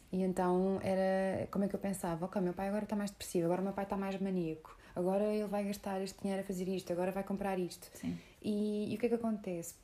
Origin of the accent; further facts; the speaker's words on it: Portugal; sou muito portuguesa por dentro